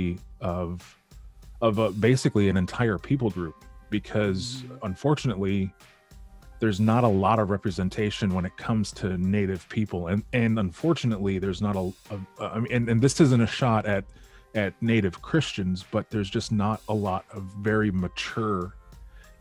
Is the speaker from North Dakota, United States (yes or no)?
yes; Western North Dakota, United States; also born or lived in Detroit suburbs, Michigan; now in Detroit, United States; growing up in Western North Dakota is very slow.